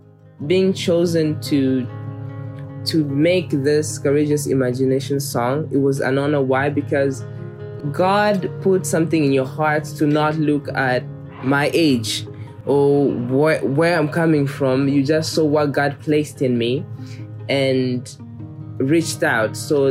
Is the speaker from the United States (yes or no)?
no; Kigali, Rwanda; born there; I was born in Rwanda, Kigali, in 2000. So I am 21 years old.